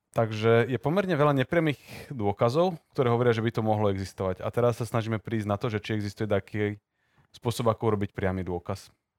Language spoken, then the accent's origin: Slovak; Slovakia; ja som tam Slovák